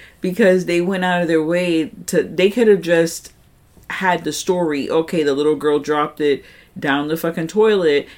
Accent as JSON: {"language": "English", "region": "New York", "country": "United States", "said": "I'm a New Yorker"}